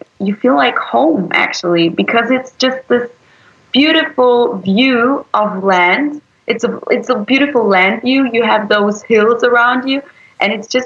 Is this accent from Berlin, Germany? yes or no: yes; Berlin, Germany; I was born in Berlin, so I am completely German.